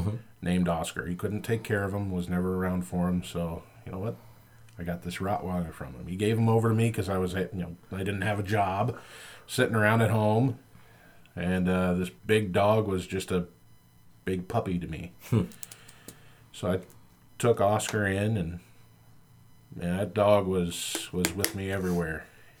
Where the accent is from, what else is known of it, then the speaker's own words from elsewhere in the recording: Compton, California, United States; Well, I was born and raised in Compton.